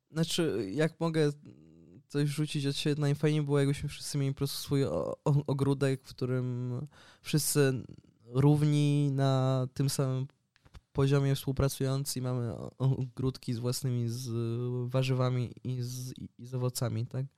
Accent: Poland; now in Barcelona, Spain

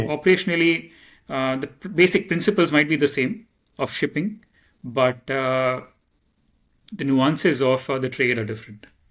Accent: Mumbai, Maharashtra, India; I come from Mumbai, India

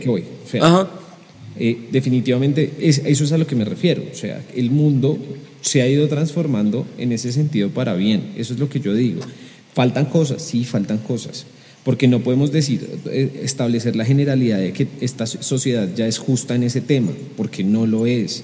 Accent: Colombia; los colombianos somos aviones

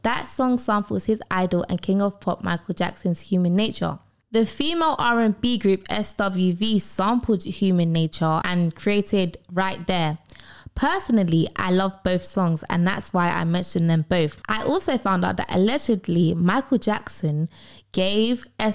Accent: United Kingdom; I'm British

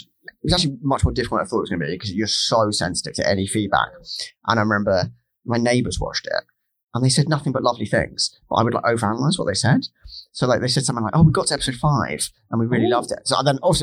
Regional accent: Hertfordshire, East of England, United Kingdom; I grew up in England

